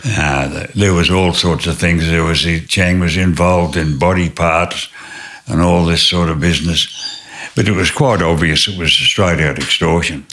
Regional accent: Tasmania, Australia; moved away as an adult; also born or lived in New South Wales; I was born in Tasmania and uh, grew up on a mixed farm

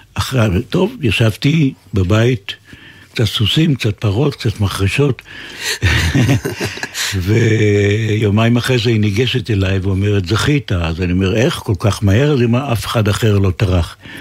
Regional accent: Haifa, Haifa District, Israel; נולדתי בחיפה וגדלתי בחיפה

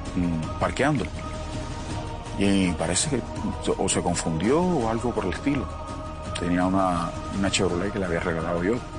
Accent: Cuba; moved away as an adult; also born or lived in Miami / Colombia; mi país, eh, Cuba

